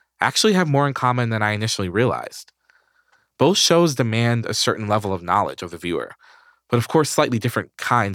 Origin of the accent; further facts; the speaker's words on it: New York, United States; I grew up in New York.